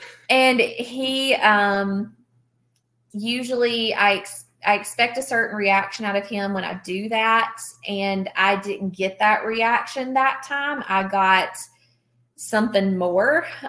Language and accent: English; the South, United States; again, we're from the South, right?